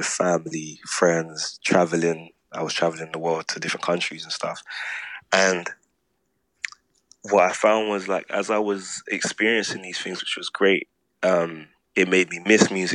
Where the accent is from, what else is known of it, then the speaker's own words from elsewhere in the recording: London, United Kingdom; Born and grown in London